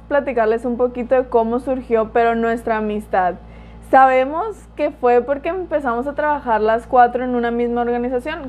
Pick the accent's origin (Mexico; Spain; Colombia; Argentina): Mexico; Culiacán, Sinaloa; also born or lived in Mérida; Y soy de Culiacán, vivo en Culiacán